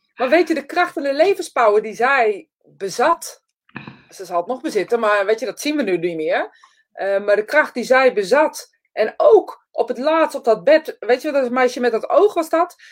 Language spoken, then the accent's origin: Dutch; Netherlands; we zijn Nederlanders